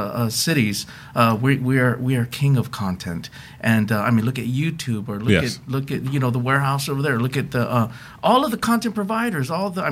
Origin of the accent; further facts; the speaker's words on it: Hawaii, United States; also born or lived in Seattle; I'm originally from Hawaii, so growing up.